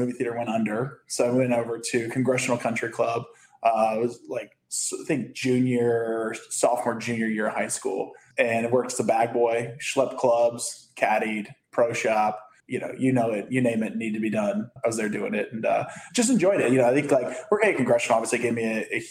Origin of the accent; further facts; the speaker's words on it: Bethesda, Maryland, United States; moved away as an adult; also born or lived in Las Vegas / Louisiana; now in Miami Beach, United States; I grew up in Bethesda, Maryland